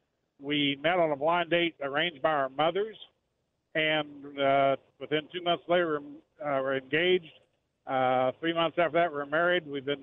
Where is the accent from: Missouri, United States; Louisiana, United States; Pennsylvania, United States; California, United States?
Missouri, United States; Southwest; now in Lawrence, United States; I'm actually from Southwest Missouri